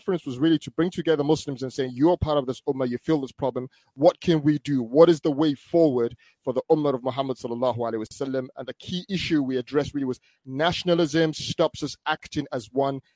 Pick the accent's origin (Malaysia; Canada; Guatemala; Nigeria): Nigeria; moved away; also born or lived in United Kingdom; I was born in the UK, but I grew up in Nigeria when I was young.